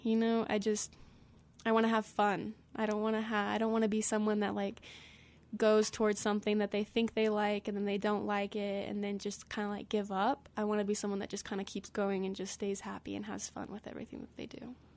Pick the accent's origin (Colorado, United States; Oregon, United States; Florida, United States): Colorado, United States; Glenwood Springs; I am from Glenwood Springs